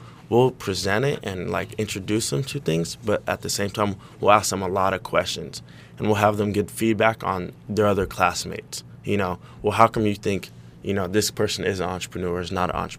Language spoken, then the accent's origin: English; Stockton, California, United States; we're both from Northern California. I'm from Stockton.